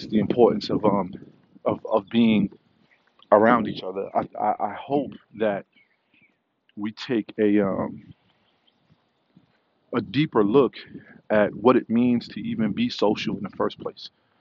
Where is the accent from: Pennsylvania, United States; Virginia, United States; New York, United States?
New York, United States; New York City; Growing up in the Park Hill area of Staten Island